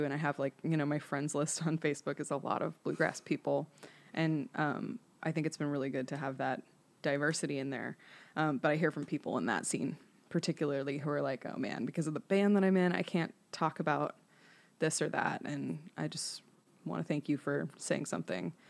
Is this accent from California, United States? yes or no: yes; Bay Area, California, United States; moved away as an adult; now in Nashville, United States; I was raised by wolves in California